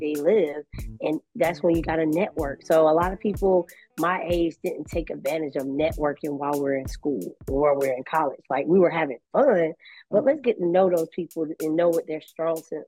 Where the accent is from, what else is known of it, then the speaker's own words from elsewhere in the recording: Augusta, Georgia, United States; also born or lived in South Carolina; Growing up in inner city, I'm from Augusta, Georgia